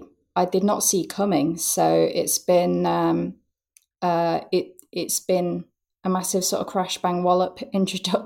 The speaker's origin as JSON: {"language": "English", "town": "Hull", "region": "Yorkshire and the Humber", "country": "United Kingdom", "tie": "born or raised there", "also_born_or_lived": "York", "moved": "as an adult", "said": "it was here in Hull, my hometown, which I returned"}